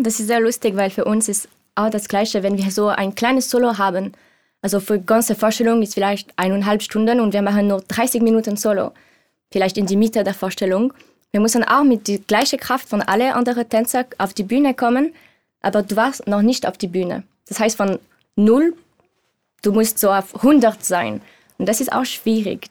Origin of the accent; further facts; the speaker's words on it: Switzerland; German is a second language; moved away; ich bin Schweizerin ich bin 27 Jahre alt